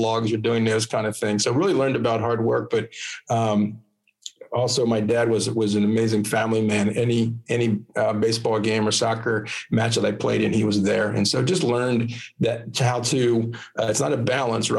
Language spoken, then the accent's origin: English; Lancaster County, Pennsylvania, United States; also born or lived in Philadelphia; I was born and raised in Lancaster County, Pennsylvania. And I've been there all my life.